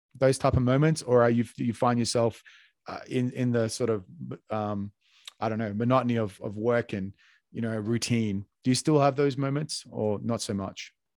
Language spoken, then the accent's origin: English; Australia; moved away; I was born in Australia